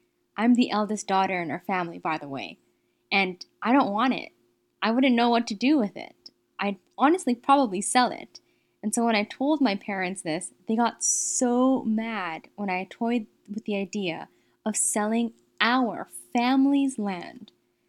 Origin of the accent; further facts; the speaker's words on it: Edmonton, Alberta, Canada; As someone who was born and raised in Edmonton